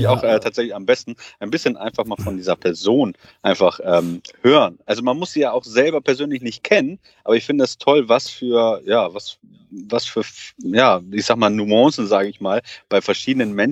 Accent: Portugal; Also ich selber bin Portugiese

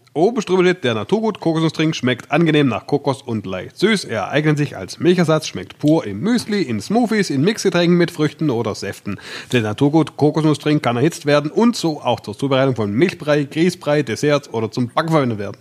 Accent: Swabia, Germany; ich bin Schwabe

